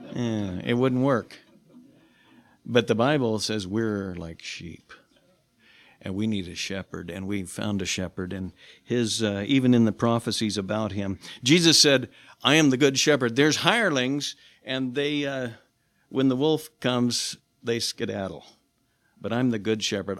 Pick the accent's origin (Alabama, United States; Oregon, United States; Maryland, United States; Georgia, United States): Oregon, United States; Silverton; also born or lived in Portland, Oregon; I grew up in Southeast Portland, but then I moved to Silverton. I was raised in Silverton, little town down in the valley